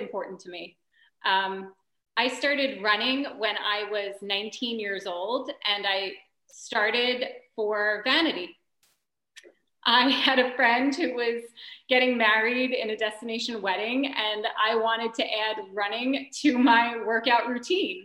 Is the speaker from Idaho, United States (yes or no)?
no; New York City, New York, United States; I'm originally from Staten Island